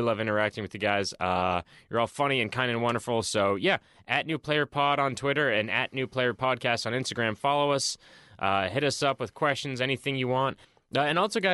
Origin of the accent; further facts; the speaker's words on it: Boston, Massachusetts, United States; I like my hometown